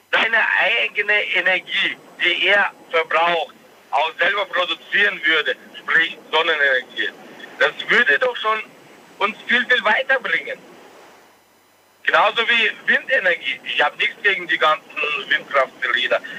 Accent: Bavaria, Germany

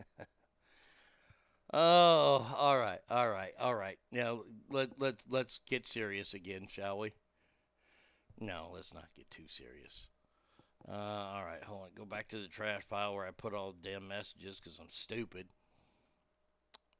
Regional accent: United States; I'm American.

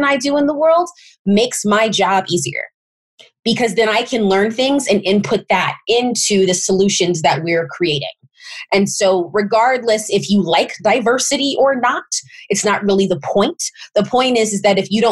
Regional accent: St. Louis, Missouri, United States; I grew up in St. Louis, Missouri, and both of my parents are from that area

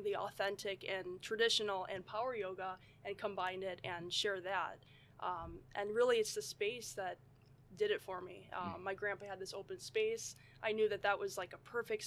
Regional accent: St. Charles, United States; I've actually been born and raised in St. Charles, so these are my stopping grounds. I've been here my whole life

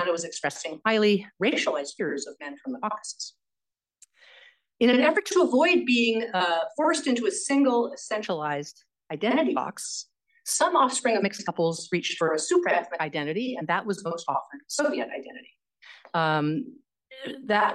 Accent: California, United States; growing up in California

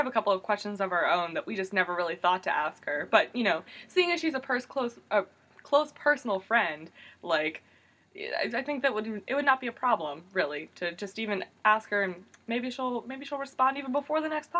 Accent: South Central Pennsylvania, United States; moved away; I'm from like South Central PA, kind of near Baltimore.

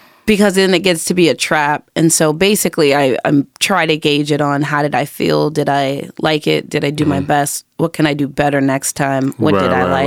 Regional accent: La Puente, California, United States; moved away as an adult; also born or lived in Los Angeles / Long Beach / Tarzana; now in Houston, United States; La Puente is where I was born, it's where I was raised.

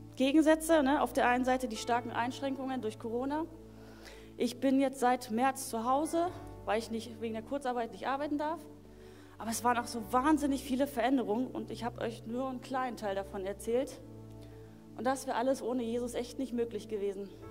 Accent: Berlin, Germany; ich wurde damals in Berlin geboren. In Berlin ähm, Marzahn bin ich aufgewachsen

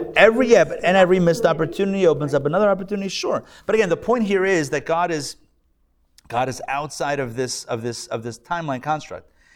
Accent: United States

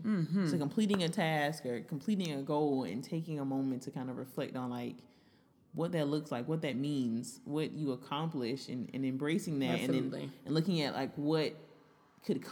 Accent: Florida, United States; me from Florida.

